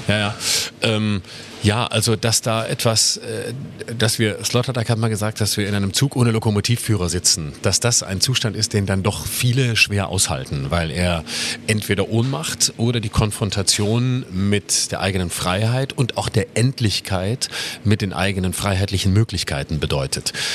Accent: Lörrach, Baden-Württemberg, Germany; moved away as an adult; also born or lived in Freiburg; now in Berlin, Germany; in Lörrach, wo ich herkomme, bin ich immer Bus und Fahrrad gefahren

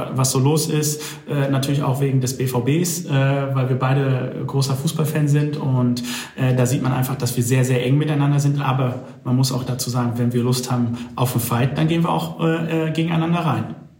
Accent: Dortmund, North Rhine-Westphalia, Germany; ich komme ja aus Dortmund

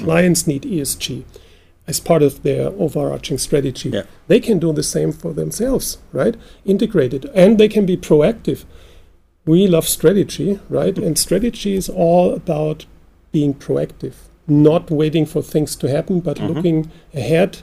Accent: Germany; we're from Germany

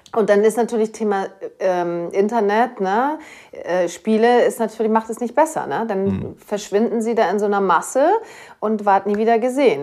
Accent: Schleswig-Holstein, Germany; accent: Platt; Wir snacken ja hier ja. ein bisschen breiter, ein bisschen platter

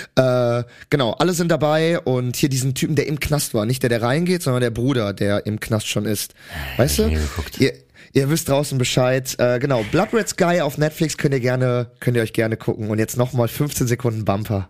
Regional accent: Germany; Ich bin Deutscher

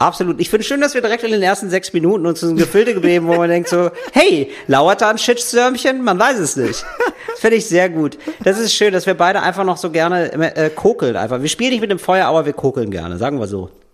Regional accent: Germany; ich als Deutscher

